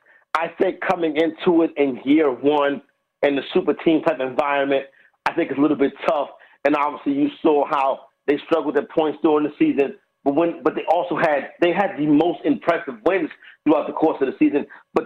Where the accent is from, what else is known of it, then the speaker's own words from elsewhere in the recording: New York, United States; as a New Yorker